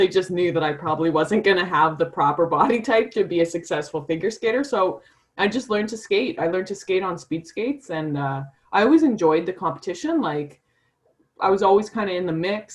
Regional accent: Calgary, Alberta, Canada; I'm from Calgary and we hosted the 88 Olympics and I was born in 89.

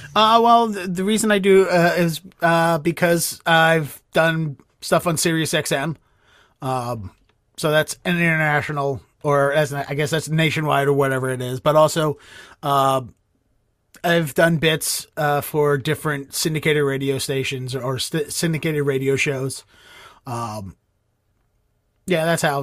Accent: Baltimore, Maryland, United States; moved away as an adult; now in Boston, United States; from where I grew up in Baltimore

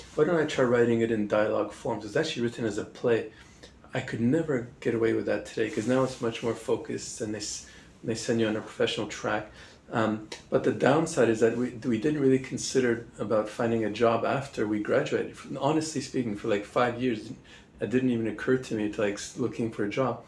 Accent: Montreal, Quebec, Canada; moved away as an adult; also born or lived in Oxford / Singapore / Hong Kong; I'm from Montreal in the French speaking part of Canada

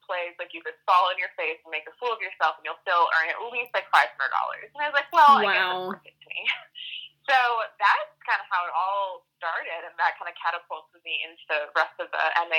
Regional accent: Door County, Wisconsin, United States; now in Madison, United States; I am originally from Door County, Wisconsin, which if you look at Wisconsin, I'm at the hand, I'm at like the top of the thumb.

